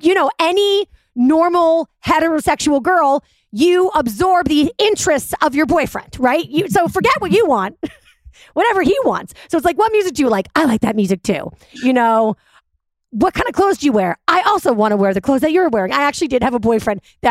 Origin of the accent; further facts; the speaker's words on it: Cohasset, Massachusetts, United States; we grew up in Cohasset, Massachusetts, and we met in first grade.